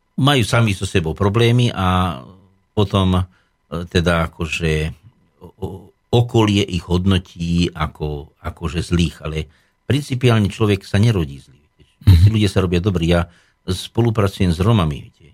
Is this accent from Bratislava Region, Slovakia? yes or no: no; Nemčiňany, Nitra Region, Slovakia; Moja rodná obec je Nemčinany alebo čas Rožnica, kedy si bola Rožnica, to bola ozaj dedinka v údolí, kde teda líšky dávali dobrú noc, kde som ako malý chlapec som pásol húsky, kravičky.